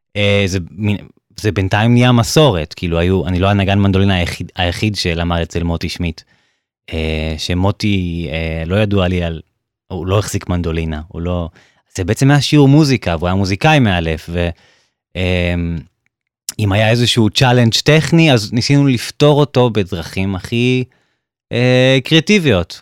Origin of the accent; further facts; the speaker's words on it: Beersheba, Southern District, Israel; now in Germany; כשהייתי ממש אה, קטן, הייתי בן שמונה, um, בבאר שבע.